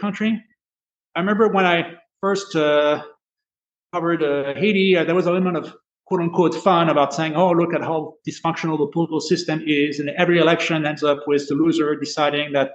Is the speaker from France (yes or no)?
yes; France; moved away; my home country of France